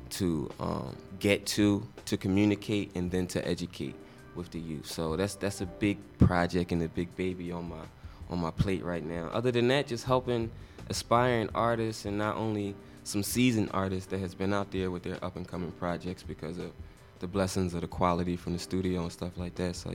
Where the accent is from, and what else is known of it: Philadelphia, Pennsylvania, United States; born or raised there